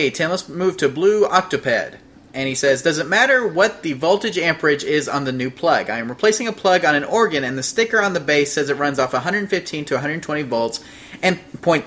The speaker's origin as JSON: {"language": "English", "region": "Louisiana", "country": "United States", "tie": "born or raised there", "said": "I was born in Louisiana"}